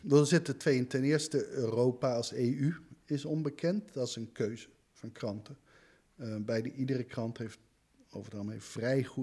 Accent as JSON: {"language": "Dutch", "country": "United States", "also_born_or_lived": "Antwerp, Belgium", "moved": "yes", "lives_now": "Netherlands", "said": "Ik ben ook Nederlander, ik ben een Amerikaan."}